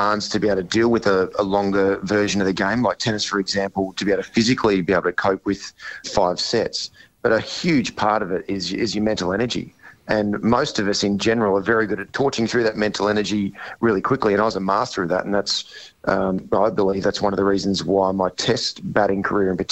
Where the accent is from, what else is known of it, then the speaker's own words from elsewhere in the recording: Queensland, Australia; being a Queenslander